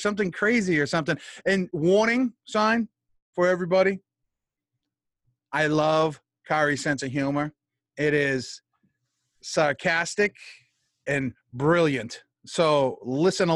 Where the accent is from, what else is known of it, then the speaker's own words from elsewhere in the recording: New England, United States; I'm from New England. We mispronounce words.